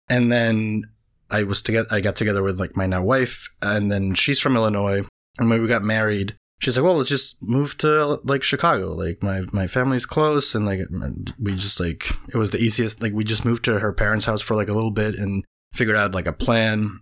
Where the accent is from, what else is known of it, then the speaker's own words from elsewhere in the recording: Venezuela; English is a second language; moved away as an adult; now in United States; I was born in Venezuela. I grew up there. That's where I'm from. I moved to the U S in twenty ten. I was twenty-one